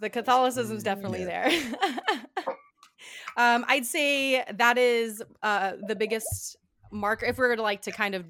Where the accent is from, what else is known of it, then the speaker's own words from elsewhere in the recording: Guam; moved away; also born or lived in Florida, United States; I'm originally from Guam. That is a U.S. territory in the Pacific Ocean. And we are part of a chain of islands called the Micronesian Islands. And I lived on Guam for most of my life my whole life until 2011.